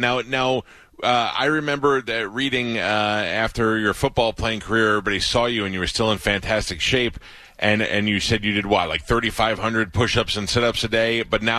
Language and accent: English; New York, United States; I grew up in New York.